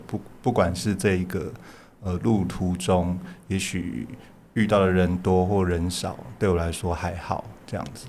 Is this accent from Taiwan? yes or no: yes; Taipei, Taiwan; 我在台北长大，但是我严格上来说是嗯。我爸是南投人，我妈妈是，也是彰化人